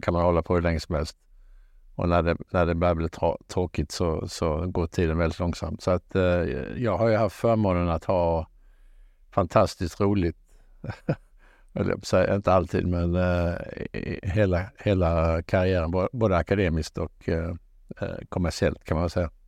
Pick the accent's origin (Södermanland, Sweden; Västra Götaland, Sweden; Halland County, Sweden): Halland County, Sweden; Halmstad; moved away as an adult; also born or lived in Gothenburg / Lund; jag är född i Halmstad